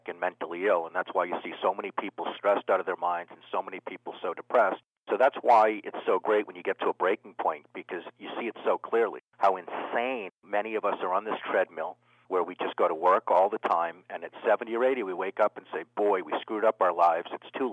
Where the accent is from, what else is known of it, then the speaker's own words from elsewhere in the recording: Needham, Massachusetts, United States; I was brought up in Needham, Massachusetts